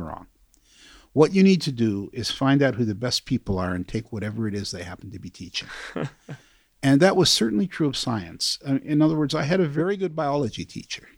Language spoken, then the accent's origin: English; New York, United States; also born or lived in Chicago / Queens / Manhattan; We moved to New York when I was three, first to Queens, sort of outer end of Queens, Bayside, and then to Manhattan when I was 11